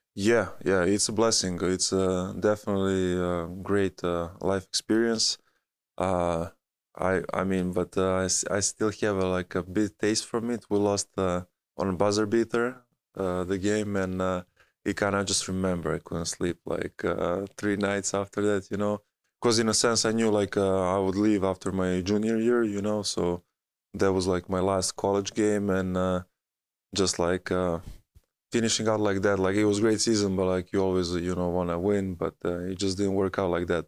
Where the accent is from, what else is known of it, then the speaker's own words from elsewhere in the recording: Belgrade, Serbia; moved away; also born or lived in United States; my hometown